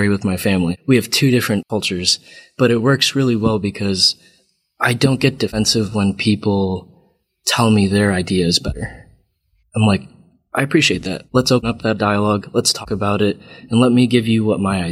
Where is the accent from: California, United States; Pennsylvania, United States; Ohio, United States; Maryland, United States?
Ohio, United States; Cleveland; I grew up in Cleveland, Ohio